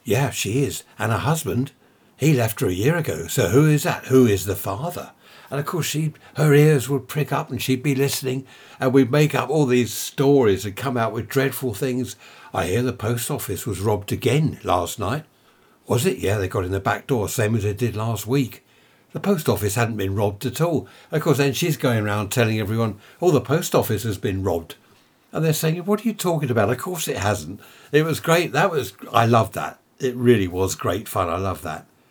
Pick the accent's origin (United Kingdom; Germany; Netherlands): United Kingdom; we're British.